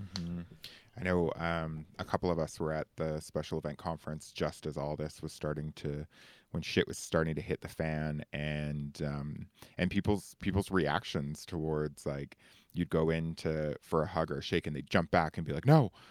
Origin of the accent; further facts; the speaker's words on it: Canada; token Canadian